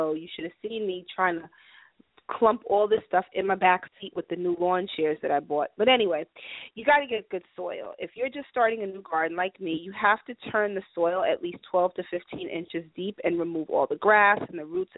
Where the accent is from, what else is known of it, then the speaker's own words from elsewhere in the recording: New York City, New York, United States; moved away; I was raised in New York City